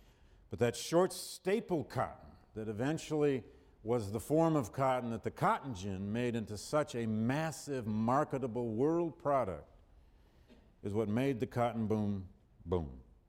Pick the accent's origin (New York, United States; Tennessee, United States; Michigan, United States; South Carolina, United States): Michigan, United States; Flint; moved away; when I was growing up in Flint, Michigan, in boom times